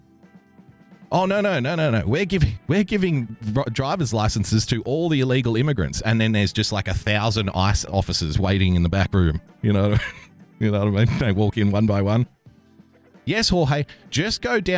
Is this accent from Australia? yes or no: yes; Australia; I'm an Australian